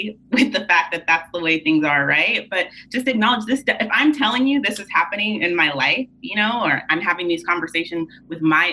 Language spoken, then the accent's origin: English; Tulare, California, United States; I'm originally from Tulare, California, which is like 30 minutes south mm-hmm. of Fresno.